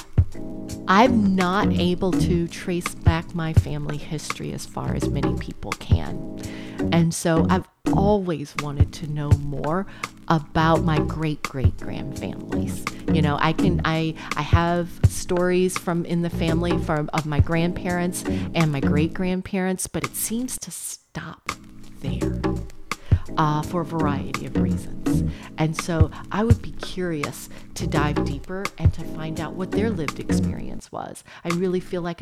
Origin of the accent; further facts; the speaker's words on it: New Orleans, Louisiana, United States; I'm from New Orleans.